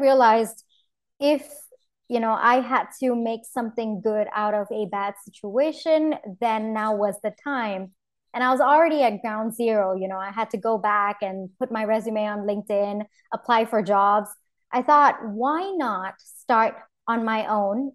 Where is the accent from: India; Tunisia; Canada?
India; moved away as an adult; also born or lived in New York, United States; I come from India